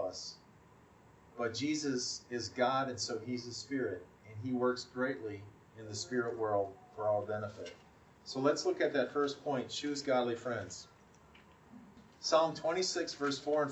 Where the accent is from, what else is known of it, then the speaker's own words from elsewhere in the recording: Wisconsin, United States; the town where I grew up in Wisconsin